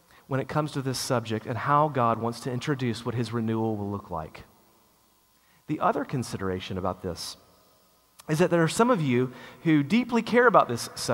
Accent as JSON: {"language": "English", "country": "United States", "said": "us as an American people"}